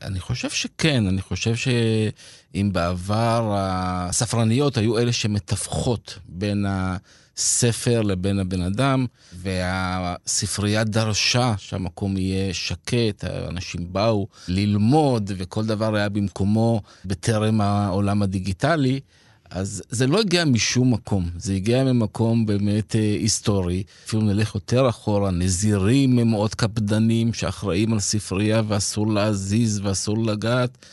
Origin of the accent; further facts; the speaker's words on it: Petah Tikva, Central District, Israel; moved away as an adult; also born or lived in Kibbutz Shomria; now in Arad, Israel; גדלתי בפתח תקווה